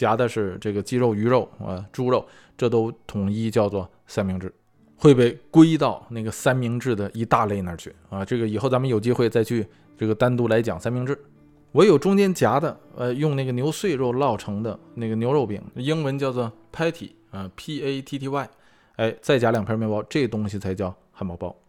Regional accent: China; 作为中国人

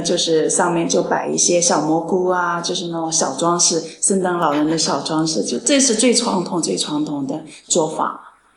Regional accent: China; now in Paris, France; 其实像我们中国人很少有这种习俗过圣诞的那种

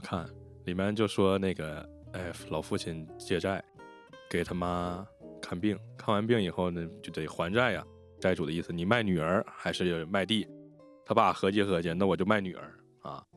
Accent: Inner Mongolia, China; 因为我们打小在内蒙

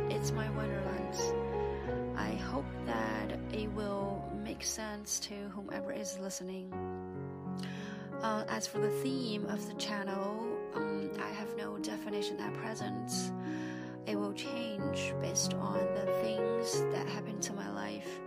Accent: northern China, China; also born or lived in Beijing; Welcome to my channel. Um, I was born and raised in North China and have lived in Beijing for 20 years.

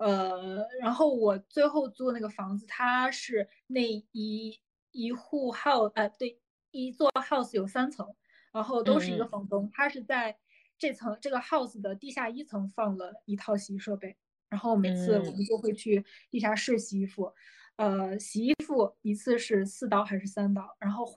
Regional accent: China; 因为我们中国人比较在意内衣啊，什么鞋子、袜子啊，都跟我们其他的衣服要分开洗

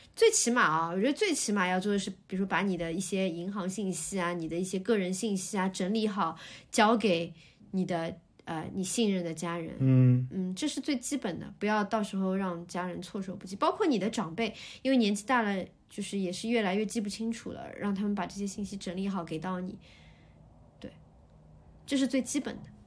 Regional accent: Shanghai, China; 我们家以前老，就是我小时候出生的地方，其实就在这一，不远

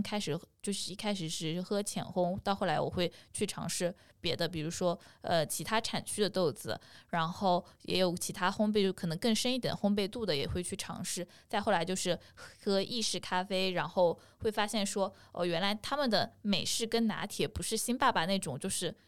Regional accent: Haimen, Jiangsu, China; moved away; 我们海门，海门市首家星巴克

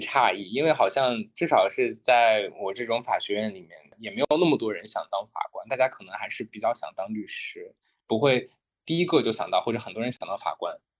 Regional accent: China; moved away; also born or lived in United Kingdom / Thailand; 作为中国人

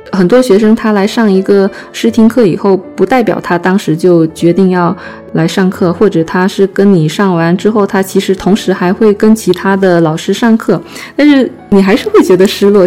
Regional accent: China; first language Chinese; 我们中国人，我们就属于母语

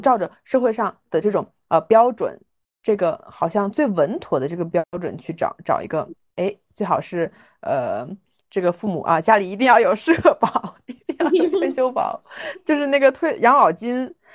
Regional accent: Hunan, China; 本人就是湖南人

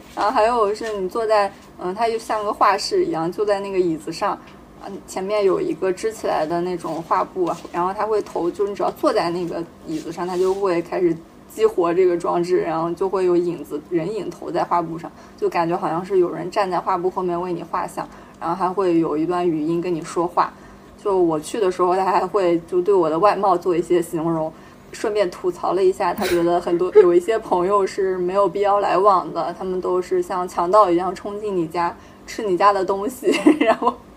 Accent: Anhui, China; 我作为一个安徽人

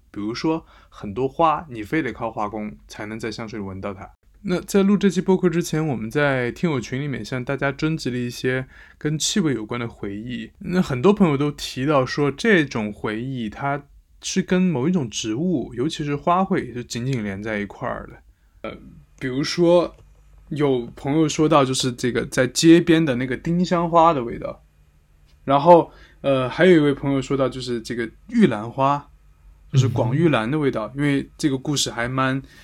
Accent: Sichuan, China; now in Paris, France; 但我们四川话叫黄果嘞

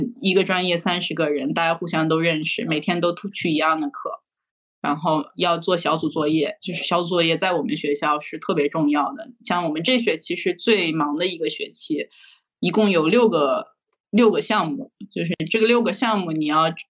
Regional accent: China; now in Germany; 像我们中国人一般比较卷，就大家都都一一年半到两年半就能毕业

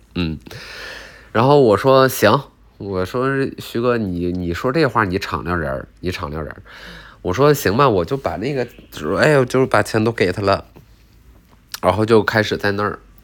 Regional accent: Jilin, China; moved away as an adult; 我虽然来自吉林，我很以自己的家乡为骄傲

